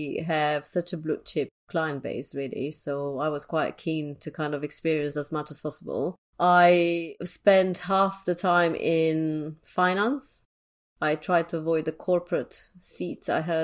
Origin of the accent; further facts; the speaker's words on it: Transylvania, Romania; English is a second language; now in London, United Kingdom; So I guess my background started in Transylvania. I was born in Romania and I grew up under communism. So very, very different kind of life to what I have at the moment. I'm based in London.